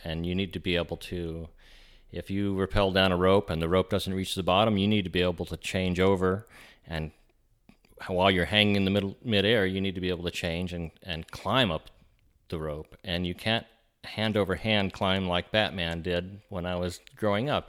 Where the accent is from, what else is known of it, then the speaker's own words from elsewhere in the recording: Huntsville, Alabama, United States; I grew up in Huntsville, and we had little caves